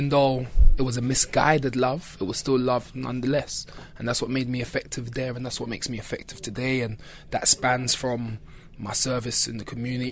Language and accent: English; London, United Kingdom; growing up in Brixton